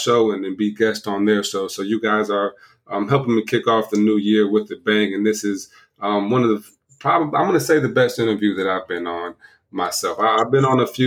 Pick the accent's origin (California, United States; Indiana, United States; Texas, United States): Indiana, United States; South Bend; moved away; also born or lived in Ohio; My hometown is South Bend, Indiana, where Notre Dame was from